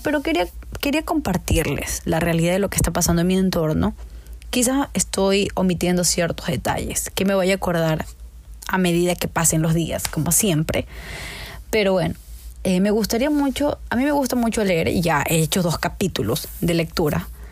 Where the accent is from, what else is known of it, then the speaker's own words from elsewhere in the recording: Ecuador; en Ecuador, en mi país